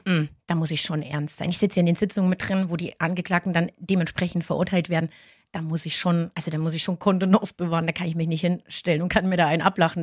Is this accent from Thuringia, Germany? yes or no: yes; Ilmenau, Thuringia, Germany; also born or lived in Reuendorf, Upper Franconia; now in Upper Franconia, Germany; Ich komme eigentlich ursprünglich aus Thüringen, aus Ilmenau